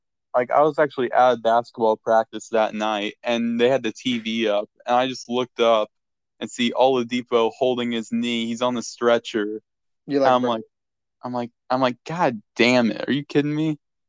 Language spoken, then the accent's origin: English; Indianapolis, Indiana, United States; I'm from Indianapolis. Yeah, Indianapolis, Indiana.